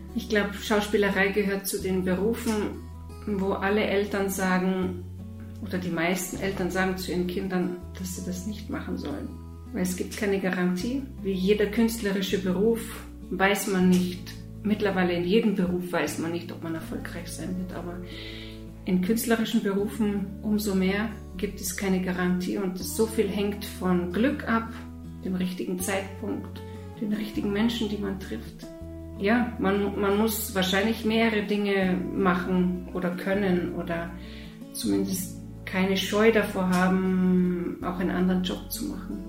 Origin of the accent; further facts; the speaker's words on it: Bavaria, Germany; also born or lived in Moscow, Russia; ich komme aus Bayern und ich wohne außerhalb von München, im Süden von München